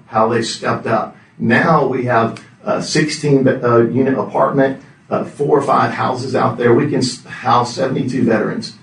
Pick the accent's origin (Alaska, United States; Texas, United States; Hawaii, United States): Texas, United States; Houston; I'm from the city of Houston. Been here my whole life. Long time, 57 years.